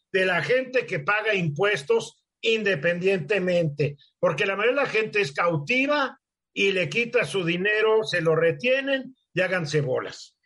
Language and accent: Spanish; Mexico